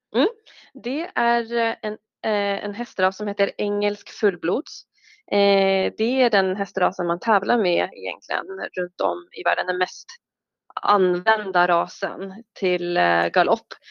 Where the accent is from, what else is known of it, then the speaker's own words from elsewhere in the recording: Oslo, Norway; Oslo och det var mm. fem minuter från en galoppbana